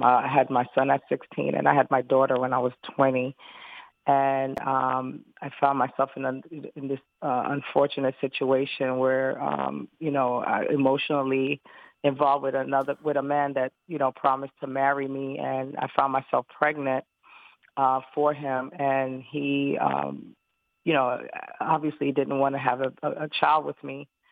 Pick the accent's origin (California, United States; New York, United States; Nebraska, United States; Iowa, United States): New York, United States; New York City; I'm originally from Brooklyn, New York